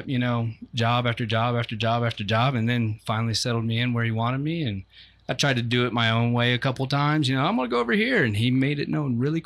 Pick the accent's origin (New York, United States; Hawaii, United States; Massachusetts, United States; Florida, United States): Florida, United States; Ocoee; I grew up in Ocoee